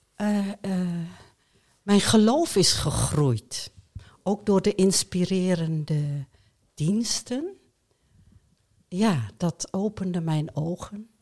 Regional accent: Hoogkerk, Groningen, Netherlands; also born or lived in Friesland; ik ben opgegroeid in de Molukse wijk, hier in Hoogkerk

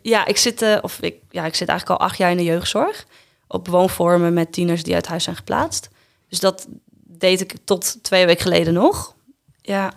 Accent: Ureterp, Friesland, Netherlands; also born or lived in Drachten; ik ben opgegroeid in Friesland, in Ureterp en Friespalen

